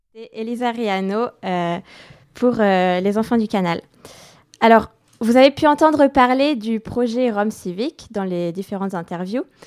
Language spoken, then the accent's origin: French; France; also born or lived in London; en tant que Française